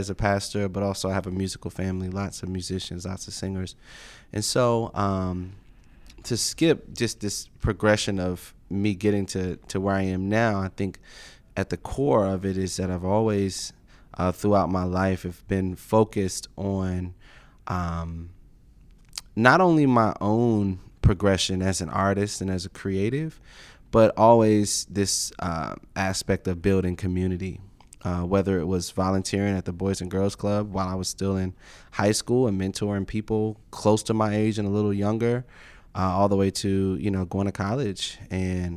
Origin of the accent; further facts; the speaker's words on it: Martinsburg, West Virginia, United States; also born or lived in Washington, D.C.; I was born in Washington, D.C., but grew up from a very early age in West Virginia, a small town called Martinsburg